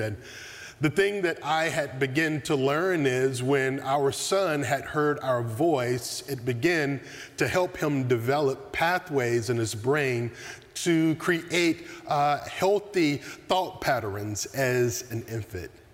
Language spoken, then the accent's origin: English; the South, United States; Growing up in the South